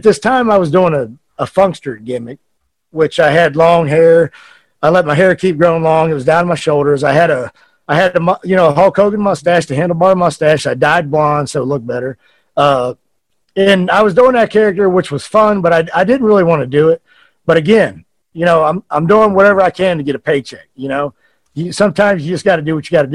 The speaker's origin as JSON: {"language": "English", "country": "United States", "said": "I'm American"}